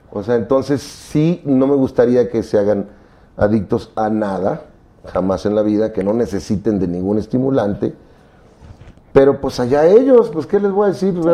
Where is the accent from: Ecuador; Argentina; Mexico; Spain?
Mexico; moved away; Y este me lo hice cuando me fui de México. Yo no soy religioso, pero sí soy muy mexicano.